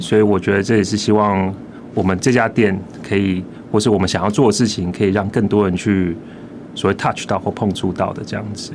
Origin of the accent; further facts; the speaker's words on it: Liuying, Tainan, Taiwan; 我是柳营人